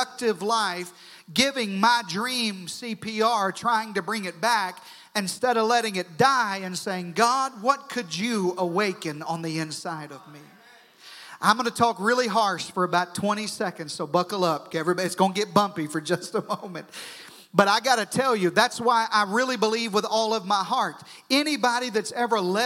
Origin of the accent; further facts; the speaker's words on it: southern Arkansas, United States; I grew up in southern Arkansas, and that doesn't mean anything, but it may explain my accent